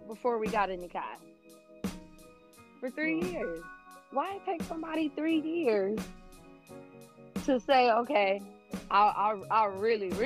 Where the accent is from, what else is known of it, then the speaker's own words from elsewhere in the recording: United States; being an American Black Muslim, because we already come from a place where we don't know our identities